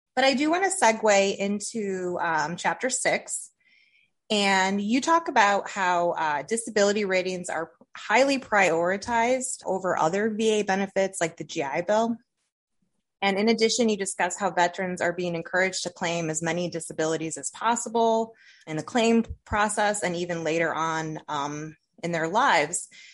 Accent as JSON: {"language": "English", "town": "Toledo", "region": "Ohio", "country": "United States", "accent": "northern tier", "said": "Toledo, Ohio"}